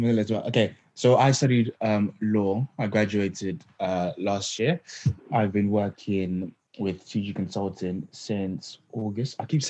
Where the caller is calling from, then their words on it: London, United Kingdom; So I'm just outside of London, near Tottenham here at the moment.